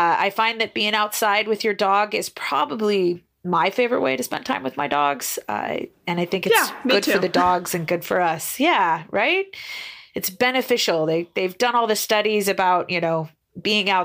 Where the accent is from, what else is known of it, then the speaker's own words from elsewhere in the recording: Northern Idaho, United States; now in Boise, United States; I kind of grew up on a farm in the north, way north near the Canadian border